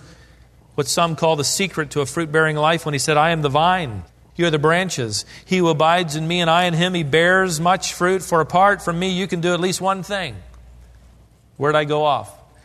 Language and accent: English; Norfolk, Virginia, United States; as a boy growing up near Ocean View in Virginia, Norfolk, Virginia